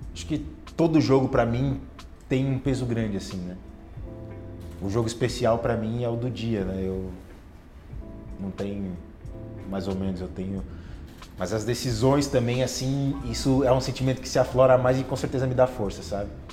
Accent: Bauru, São Paulo, Brazil; Eu sou de Bauru, fui criado ali

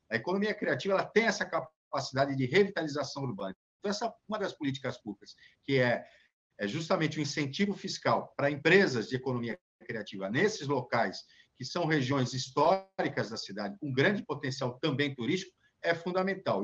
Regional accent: Santos, São Paulo, Brazil; eu que sou santista

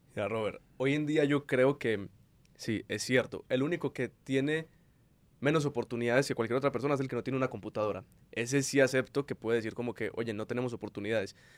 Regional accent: Medellín, Antioquia, Colombia; Ahí fue cuando salimos de Manrique

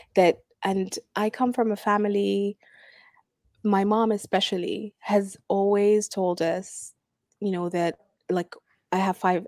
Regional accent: Sudan; now in Abu Dhabi, United Arab Emirates; I'm from Sudan, I'm an expat living uh, in Abu Dhabi

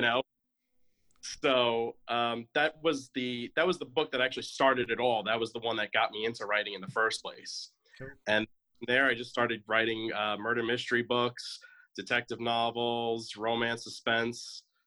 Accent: New York, United States; moved away as an adult; now in Atlanta, United States; I'm originally from New York, and I moved down to Georgia about a year ago. I'm in the uh, the northern Atlanta area

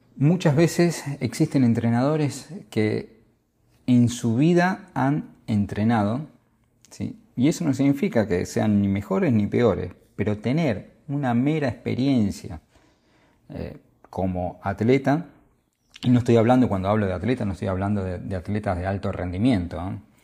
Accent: Argentina; Soy argentino

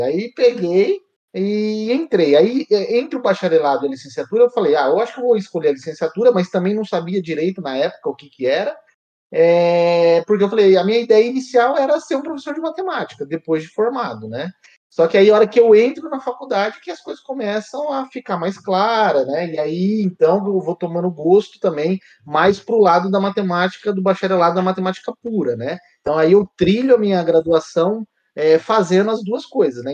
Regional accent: São José do Rio Preto, São Paulo, Brazil; also born or lived in São Carlos; Aí resolvi ficar em Rio Preto, que eu sou de Rio Preto

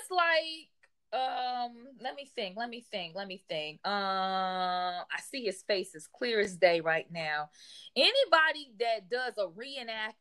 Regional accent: United States; as an American

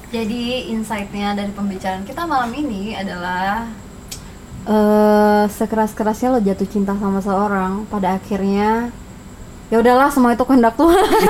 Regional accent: Jakarta, Indonesia; gue dari Jakarta

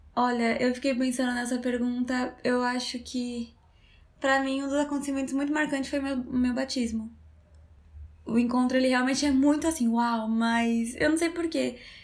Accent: São Paulo, Brazil

